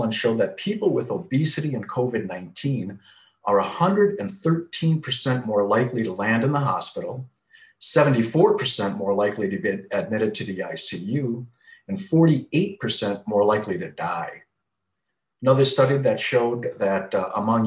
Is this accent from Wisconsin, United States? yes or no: yes; Wisconsin, United States; moved away as an adult; also born or lived in Chicago, Illinois; now in Phoenix, United States; From the Midwest, born and raised in Wisconsin